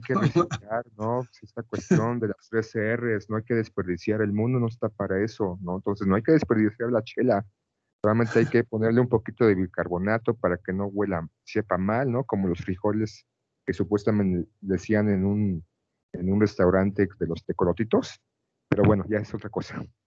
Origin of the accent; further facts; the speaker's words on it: Mexico; haber como niño tenido un mundial en México